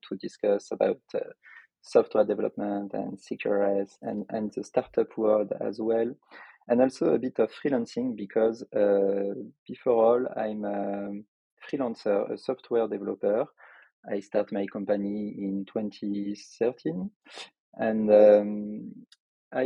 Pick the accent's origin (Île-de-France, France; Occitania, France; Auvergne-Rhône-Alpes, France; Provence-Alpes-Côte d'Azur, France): Auvergne-Rhône-Alpes, France; Lyon; accent: French; English is a second language; In our city of Lyon, because I am from Lyon in France, as you could expect from my accent